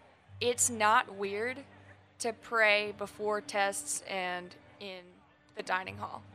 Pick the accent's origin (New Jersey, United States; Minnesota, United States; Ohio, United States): Ohio, United States; Cleveland; moved away; also born or lived in University of Maryland; I'm from Cleveland, Ohio